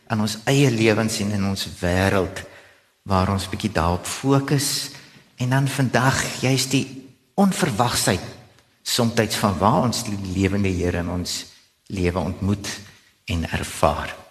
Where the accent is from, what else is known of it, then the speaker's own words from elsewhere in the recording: Gauteng, South Africa; now in Stellenbosch, South Africa; So in my hart is ek eintlik 'n Bolander alhoewel ek self in die Transvaal in Gauteng groot geword het.